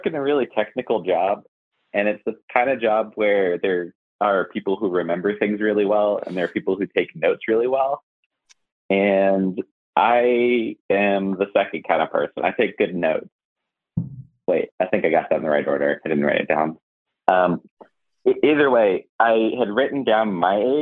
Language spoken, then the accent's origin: English; California, United States; now in Asheville, United States; I was born in California